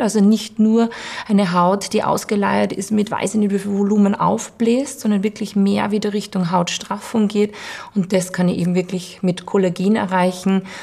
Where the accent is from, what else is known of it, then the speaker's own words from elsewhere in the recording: Vienna, Austria; bei uns in Wien